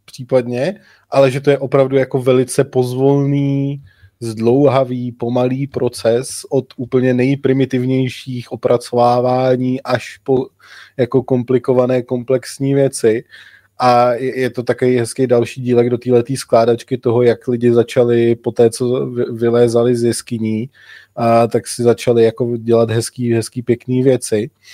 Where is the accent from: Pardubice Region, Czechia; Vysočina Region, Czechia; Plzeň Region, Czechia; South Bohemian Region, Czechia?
South Bohemian Region, Czechia; My, co nejsme přímo z Budějovic, jsme z Jižních Čech, tak říkáme Budějovice